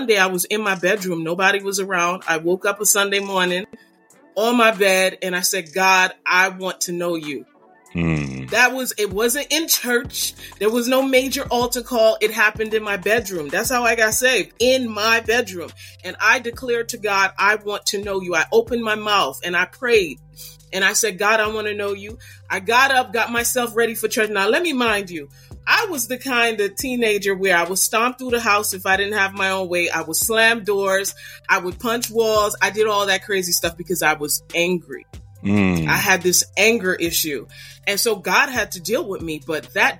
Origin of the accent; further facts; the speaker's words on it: New York City, New York, United States; moved away as an adult; I'm from Brooklyn and you know, I might no longer live in Brooklyn, but I live on the outskirts